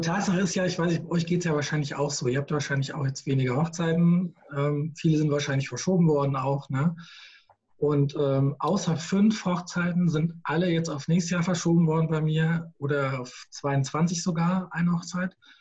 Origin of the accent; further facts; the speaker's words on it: Gießen, Hesse, Germany; now in Queckborn, Germany; aus Gießen ursprünglich, bin waschechter Schlammbeiser, in Gießen geboren, ähm, schönes kleines Städtchen in Mittelhessen